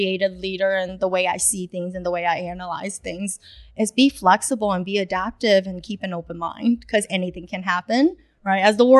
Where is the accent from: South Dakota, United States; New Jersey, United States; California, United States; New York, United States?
New York, United States; New York City; English is a second language; also born or lived in China; I was born in China. I moved to New York without even knowing my ABCs when I was fourth grade. Then to New York City, where it's no mercy